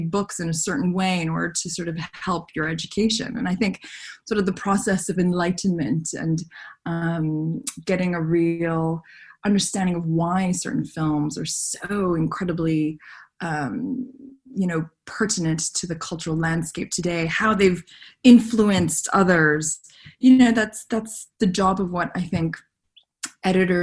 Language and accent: English; Montreal, Quebec, Canada; When I was a teenager, growing up in Canada and growing up in Montreal